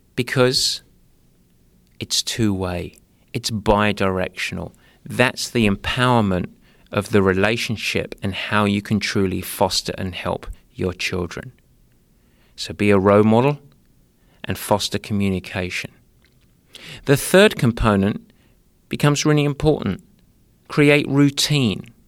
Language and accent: English; Essex, East of England, United Kingdom; youth, as I say, 'cause I'm from Essex